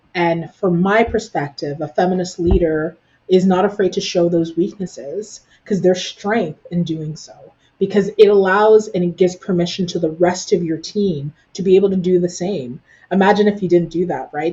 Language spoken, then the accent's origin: English; Canada; now in Ottawa, Canada; What being Canadian for me looks like it very much so involves elements of uh, my parents and the, the culture that they taught me as I grew up